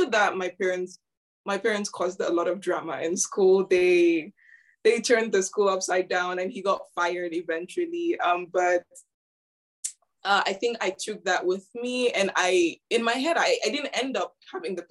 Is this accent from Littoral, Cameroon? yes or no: no; Yaoundé, Centre, Cameroon; now in Cambridge, United Kingdom; I grew up in Cameroon, in Yaoundé to be precise.